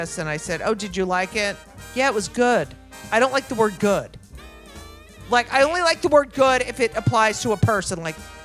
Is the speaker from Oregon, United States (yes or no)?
no; Clark, New Jersey, United States; I grew up in Clark, New Jersey